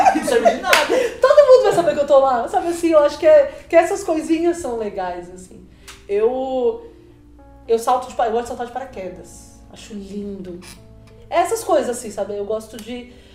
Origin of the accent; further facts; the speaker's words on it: São Paulo, Brazil; also born or lived in Itabuna, Bahia (born); Eu sou de uma periferia de São Paulo